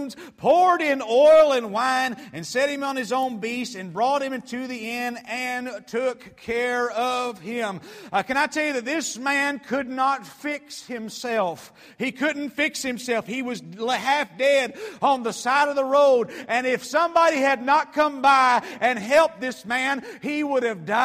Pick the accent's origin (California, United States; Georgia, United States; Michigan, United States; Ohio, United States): Georgia, United States; Atlanta; I grew up in Metro Atlanta, and I grew up in a typical family